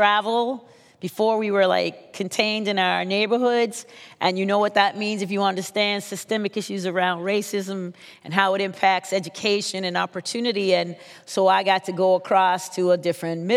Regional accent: Baltimore, Maryland, United States; I'm from Baltimore City

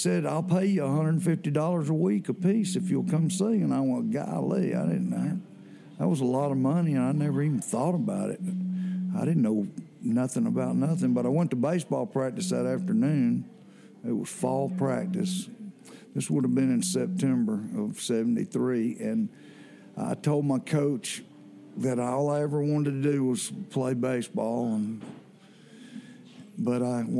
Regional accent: Athens, Georgia, United States; I was from Athens, so the university was just right across town

